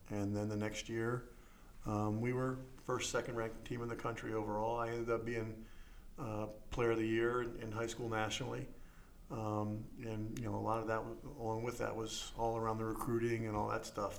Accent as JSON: {"language": "English", "region": "Maryland", "country": "United States", "tie": "born or raised there", "said": "I grew up here in Maryland"}